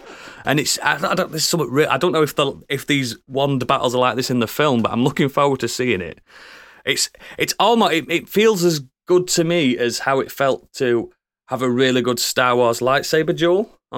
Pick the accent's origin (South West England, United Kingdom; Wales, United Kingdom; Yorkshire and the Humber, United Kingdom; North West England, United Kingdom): Yorkshire and the Humber, United Kingdom; I've had to stop myself saying Hogwarts because I'm from West Yorkshire and we say Warts instead of.